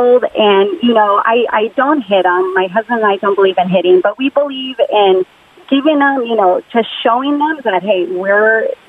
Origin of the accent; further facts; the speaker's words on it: Mexico; now in San Jose, United States; I'm born and raised in Mexico.